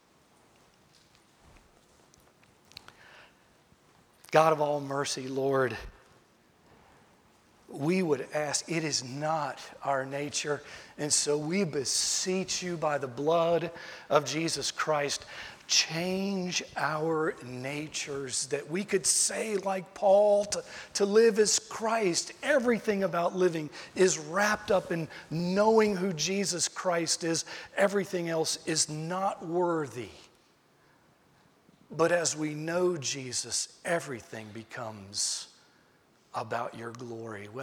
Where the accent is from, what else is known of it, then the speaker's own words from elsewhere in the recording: Tidewater, Virginia, United States; I'm from Virginia. I'm from Tidewater, Virginia. So we say good